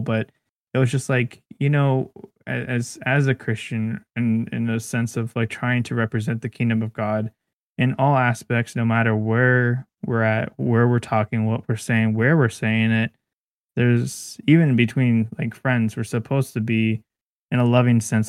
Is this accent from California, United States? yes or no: yes; Bakersfield, California, United States; I was born in Bakersfield.